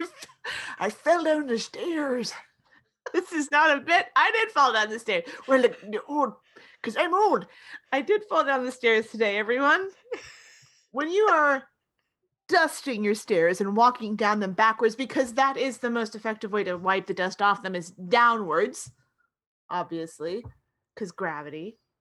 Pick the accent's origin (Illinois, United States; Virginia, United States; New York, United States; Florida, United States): Florida, United States; when I was growing up in Florida